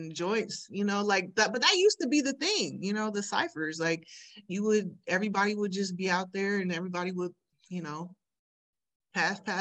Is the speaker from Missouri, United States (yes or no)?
no; Sacramento, California, United States; growing up in Sacramento